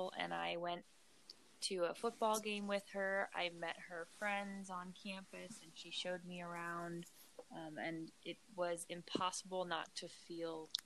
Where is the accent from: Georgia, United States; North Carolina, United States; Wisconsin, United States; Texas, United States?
Georgia, United States; moved away as an adult; also born or lived in South Bend, Indiana; I grew up in Georgia, which is in the South.